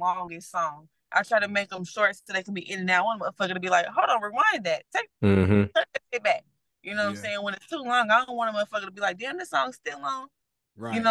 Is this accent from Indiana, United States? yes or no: yes; Indianapolis, Indiana, United States; I grew up around the Ben Davis, Pike, Eagle Creek, Fishback, and Guyan.